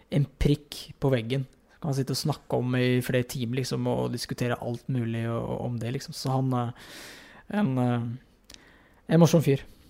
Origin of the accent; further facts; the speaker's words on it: Fredrikstad, Østfold, Norway; moved away as an adult; also born or lived in Heerenveen, Netherlands; jeg er hjemme i Fredrikstad